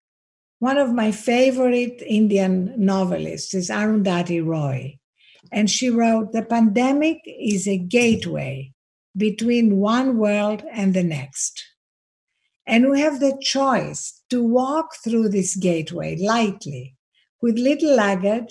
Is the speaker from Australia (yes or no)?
no; Greece; accent: Greek; I'm Greek, as you can hear from my accent